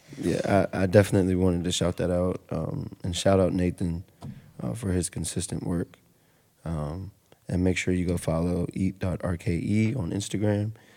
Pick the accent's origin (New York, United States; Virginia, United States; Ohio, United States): Virginia, United States; Roanoke County; I was raised on Thurlow Road and then we moved to the city